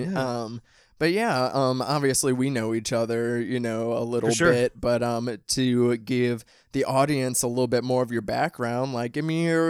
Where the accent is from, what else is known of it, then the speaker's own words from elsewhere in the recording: Midwest, United States; accent: Midwestern; people out here especially like talk about my accent, like having a Midwestern accent.